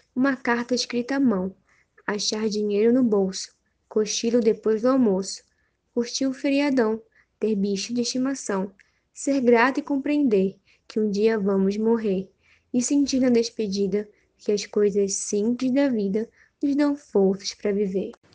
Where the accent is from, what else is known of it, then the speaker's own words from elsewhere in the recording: Manaus, Amazonas, Brazil; sou de Manaus